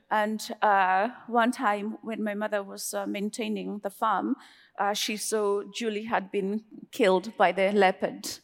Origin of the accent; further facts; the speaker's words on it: Kenya; moved away; also born or lived in New York, United States / United Kingdom; me being Kenyan